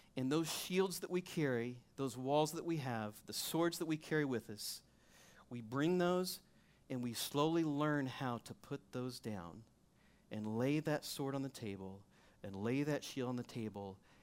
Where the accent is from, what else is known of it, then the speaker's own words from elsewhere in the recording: Missouri, United States; I'm from Missouri